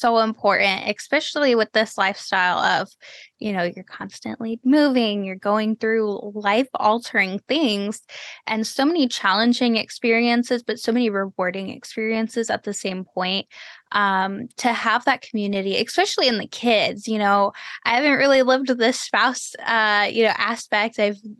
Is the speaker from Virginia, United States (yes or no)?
no; Texas, United States; there's friends that I grew up with in Texas who we didn't talk for like, you know, 8-10 years.